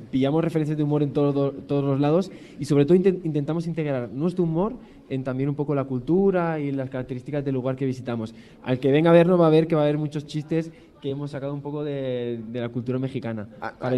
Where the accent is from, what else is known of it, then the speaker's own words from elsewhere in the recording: Canary Islands, Spain; Yo soy canario